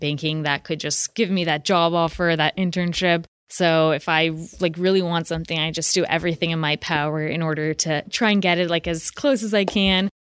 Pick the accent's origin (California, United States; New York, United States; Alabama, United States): California, United States; San Francisco; I'm from San Francisco, so I'm one of those mythical locals